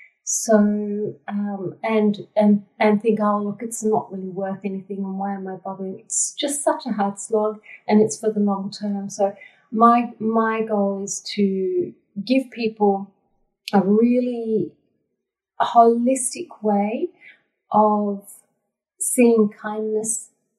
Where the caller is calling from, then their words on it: Darug country, New South Wales, Australia; I'm calling from Darug country.